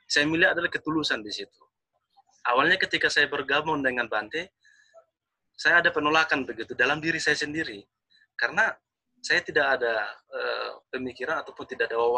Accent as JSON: {"language": "Indonesian", "region": "North Sumatra", "country": "Indonesia", "said": "saya orang Batak."}